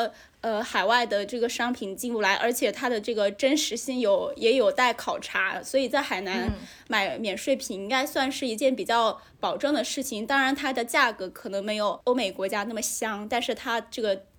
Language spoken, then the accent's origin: Chinese; Haikou, Hainan, China; 对我在海口长大，